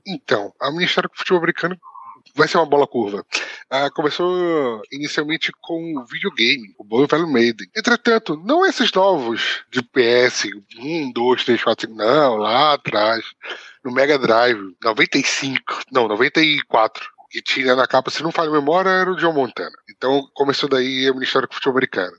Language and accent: Portuguese; Belém, Pará, Brazil; moved away as an adult; now in Portugal; Eu sou natural de, de Belém, Pará